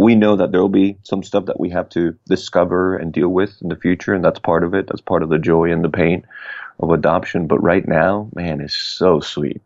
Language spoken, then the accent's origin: English; Puerto Rico; I was born and raised in Puerto Rico